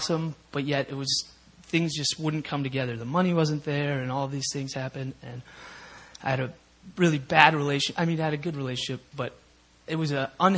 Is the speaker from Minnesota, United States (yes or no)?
yes; Minnesota, United States; now in South Korea; I grew up in Minnesota I had three brothers and a sister and wonderful parents